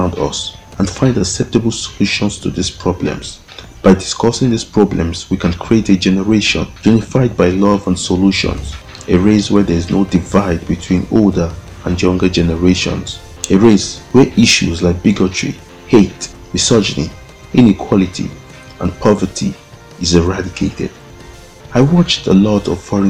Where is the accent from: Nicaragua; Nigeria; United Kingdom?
Nigeria; I was born and raised in Nigeria